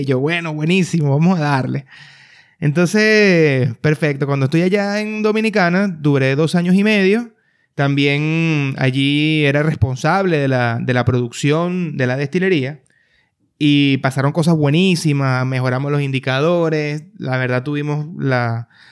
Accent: Venezuela; moved away as an adult; now in Panama; nací en Venezuela, eh, desde, hace ya el 2014 emigré del país

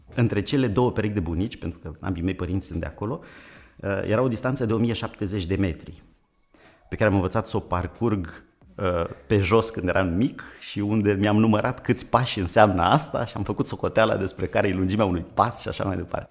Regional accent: Vadu Pașii, Buzău County, Romania; Eu sunt uh, născut în uh, satul Vadu Pașii de lângă Buzău

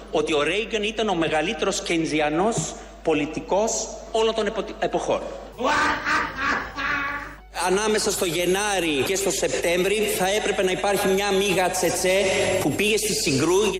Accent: United Kingdom; Εγώ όπως ξέρετε μεγάλωσα στη Βρετανία.

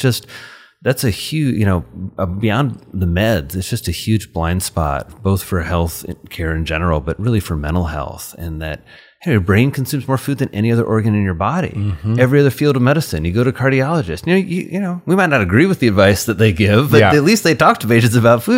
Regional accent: Indiana, United States; my parents, when I was 6, moved to really, really rural Indiana. So I grew up in Crawford County

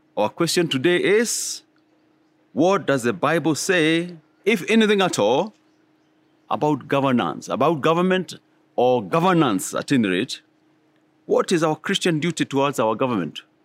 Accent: Kenya; all of us Kenyans

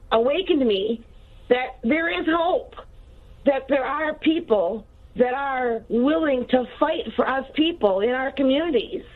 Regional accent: Minnesota, United States; I'm from Minnesota

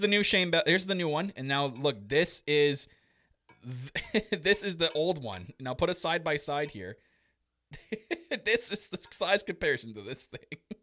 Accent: Canada; Me obviously being Canadian

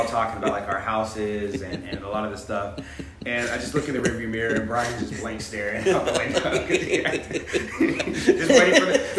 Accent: Jacksonville, Florida, United States; I'm from Jacksonville, Florida. I was born and raised there. I'll give you like a bird's eye view of me. So I grew up in Jacksonville. I'm a pastor's kid.

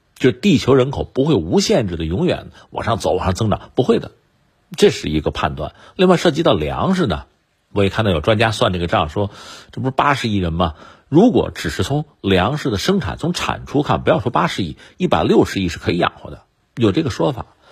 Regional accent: China; 拿我们中国人来说

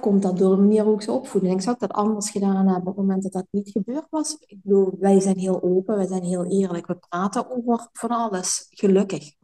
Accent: Sittard, Limburg, Netherlands; moved away as an adult; now in Belgium; dat ik überhaupt uit zitterd weg zou gaan

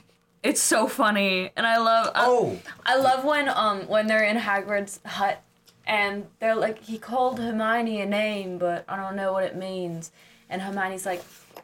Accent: United States; because I'm American.

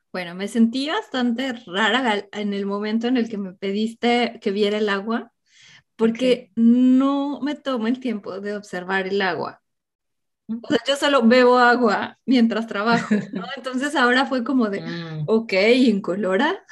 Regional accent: Mexico; mi infancia en México

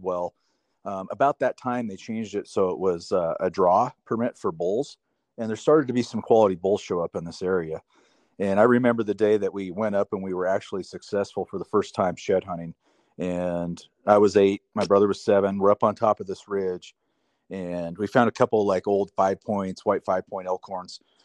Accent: Three Forks, Montana, United States; I grew up in Montana, southwest Montana, a little town called Three Forks.

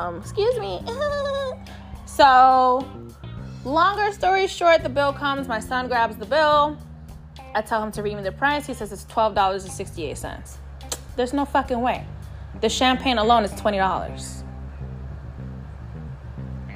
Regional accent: New York City, New York, United States; I'm from New York City

